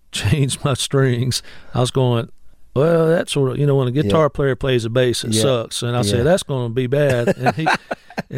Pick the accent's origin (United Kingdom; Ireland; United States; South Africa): United States; Grenada, Mississippi; moved away as an adult; now in Cleveland, United States; I was going over back to my hometown in Grenada all the time to play. Even though I lived here